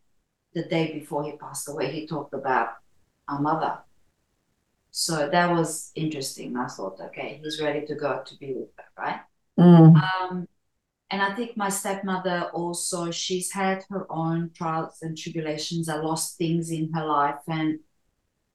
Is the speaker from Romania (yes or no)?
yes; Romania; now in Australia; I was born in Romania in Europe and migrated to Australia in 1982